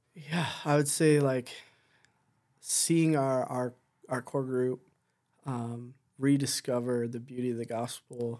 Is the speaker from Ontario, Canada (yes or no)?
yes; Southern Ontario, Canada; moved away as an adult; also born or lived in Delhi, Ontario; now in Chicoutimi, Canada; I grew up in Southern Ontario, about an hour and a bit down the road from, from Hesler